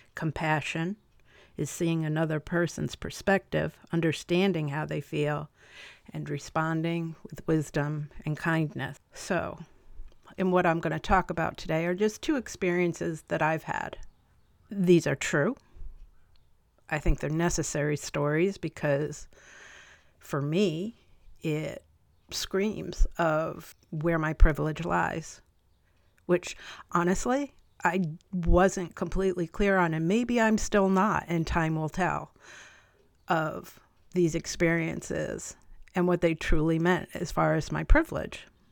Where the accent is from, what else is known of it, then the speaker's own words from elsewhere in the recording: Chatham, New York, United States; also born or lived in Albany, New York; Columbia County, Chatham, New York, is where I did the rest of my growing up